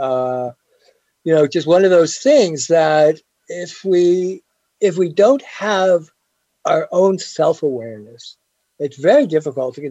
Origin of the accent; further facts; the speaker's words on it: Scotland, United Kingdom; We're British. Again, we're right? Scottish.